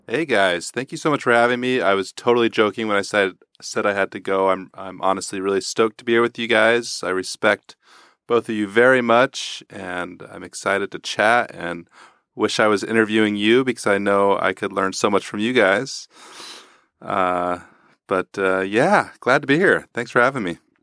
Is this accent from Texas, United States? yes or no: yes; Houston, Texas, United States; moved away; I grew up in Houston, Texas, and my family's musical